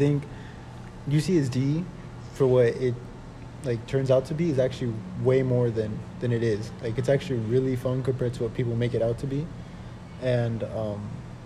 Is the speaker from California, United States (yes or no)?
yes; Palm Springs, California, United States; I'm originally from Palm Springs